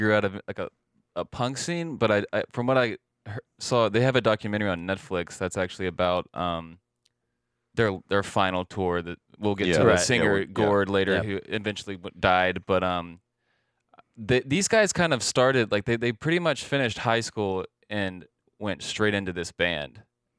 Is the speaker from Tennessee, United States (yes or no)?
no; Athens, Georgia, United States; bands like I'm from Athens, … lived there for a little bit, …, …, …